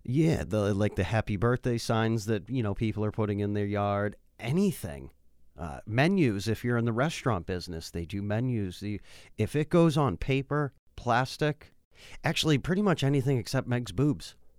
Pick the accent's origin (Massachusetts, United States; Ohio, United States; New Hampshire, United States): Massachusetts, United States; Worcester; I grew up in Worcester